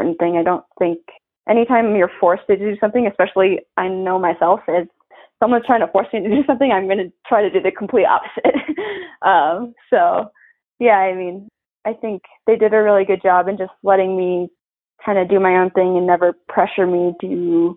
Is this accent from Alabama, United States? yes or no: no; Iowa, United States; moved away; my home state